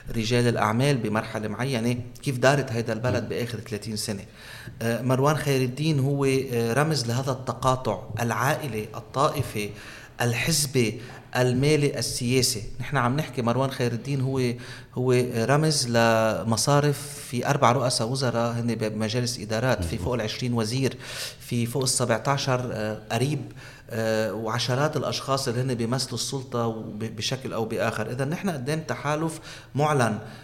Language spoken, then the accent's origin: Arabic; Aitaroun, South Governorate, Lebanon; بضيعتي أنا من عيترون أمي من بنت جبال